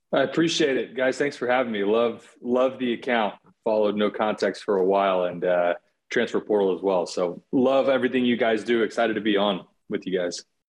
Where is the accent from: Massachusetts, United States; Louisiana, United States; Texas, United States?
Texas, United States; Austin; I'm from Austin, Texas. I live in Austin